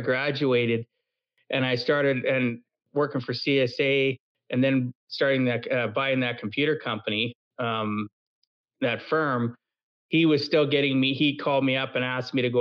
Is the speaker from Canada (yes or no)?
yes; Camrose, Alberta, Canada; now in Edmonton, Canada; where I grew up in Camrose.